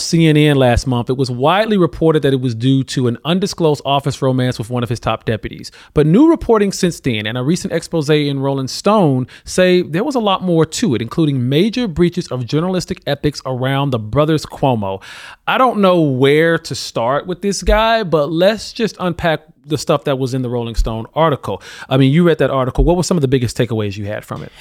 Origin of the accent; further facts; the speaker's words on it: Alabama, United States; my home state of Alabama